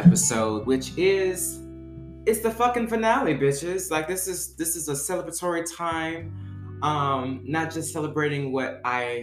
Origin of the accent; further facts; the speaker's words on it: Baton Rouge, Louisiana, United States; moved away; I'm from Louisiana originally. Shout out to Baton Rouge. That's where I'm from